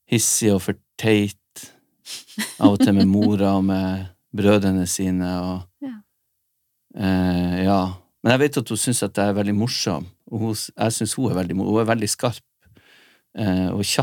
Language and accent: Norwegian; Nordland, Norway; Vi er begge nordlendinger.